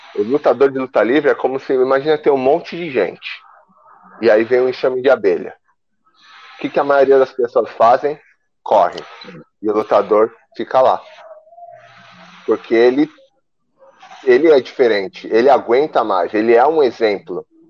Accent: Brazil; moved away; eu sou brasileiro, minha cultura é brasileira.

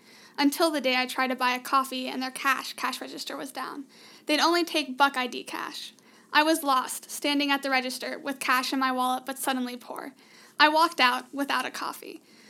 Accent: Reynoldsburg, Ohio, United States; from Reynoldsburg, Ohio. I'm a high school student taking college courses at OSU

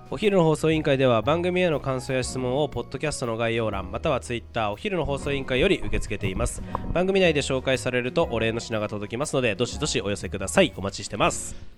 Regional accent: Japan; この勝谷さんともう距離にして三百メートルぐらいのところで生まれ育って

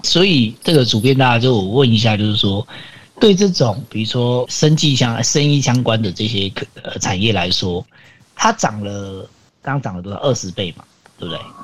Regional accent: Taiwan; 身为台湾人

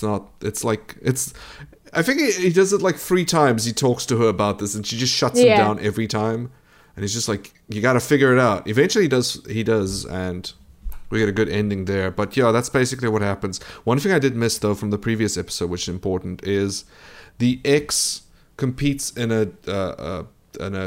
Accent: South Africa; I'm a South African

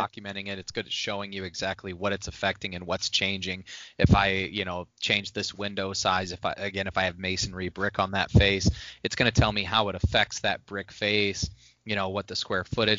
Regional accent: Northwest Indiana, United States; moved away as an adult; also born or lived in West Coast; I grew up in the era of Peyton Manning. You know, I grew up in Northwest Indiana.

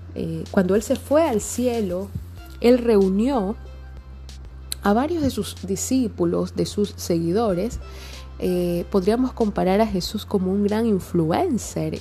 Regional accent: Guayaquil, Guayas, Ecuador; en mi país, Ecuador. Estoy en Guayaquil, mi ciudad natal

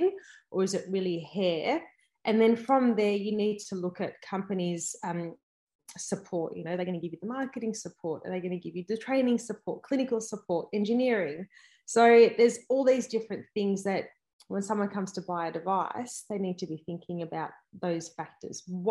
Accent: Melbourne, Victoria, Australia; I am from Melbourne

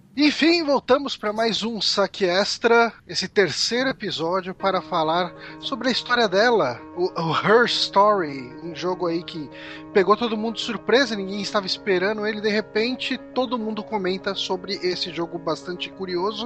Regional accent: São Paulo, Brazil; accent: Zona Leste de São Paulo; eu tento fugir desse sotaque do, da Zona Leste de São Paulo

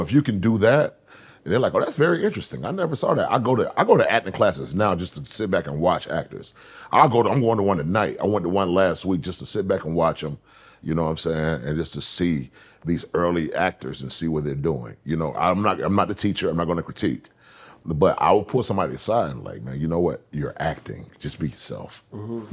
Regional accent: Atlanta, Georgia, United States; moved away as an adult; also born or lived in Los Angeles, California; I'm from Atlanta

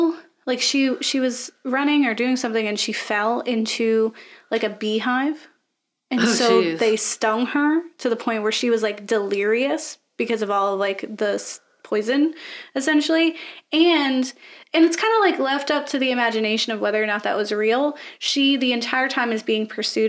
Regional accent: Florida, United States; I grew up in the woods because I'm from Florida, but not the fun parts

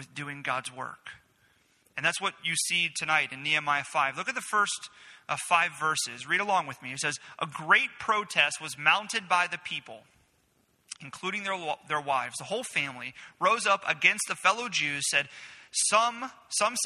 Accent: Florida, United States; growing up in Florida

